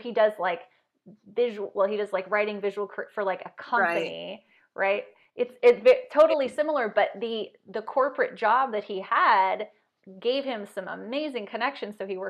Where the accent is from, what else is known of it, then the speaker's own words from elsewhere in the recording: California, United States; moved away as an adult; also born or lived in Arizona; now in Washington, United States; I'm from California.